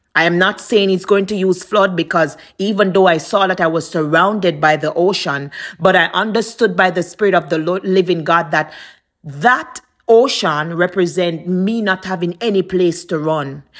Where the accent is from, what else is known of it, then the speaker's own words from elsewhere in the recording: Jamaica; moved away; I'm from Jamaica